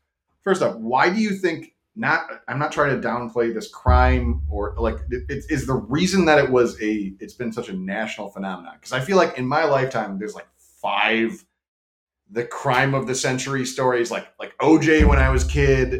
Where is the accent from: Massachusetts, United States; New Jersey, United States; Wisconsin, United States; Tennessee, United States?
Wisconsin, United States; We're all from Wisconsin.